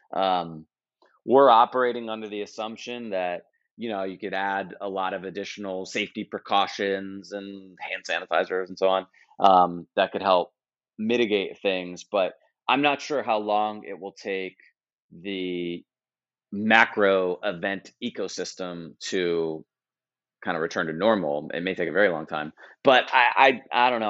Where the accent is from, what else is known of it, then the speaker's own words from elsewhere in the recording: United States; as a U.S. person